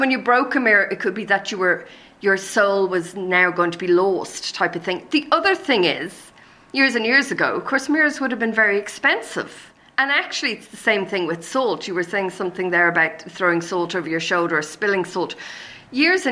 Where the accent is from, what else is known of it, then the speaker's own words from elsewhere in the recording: Ireland; being Irish, we're actually quite an ancient race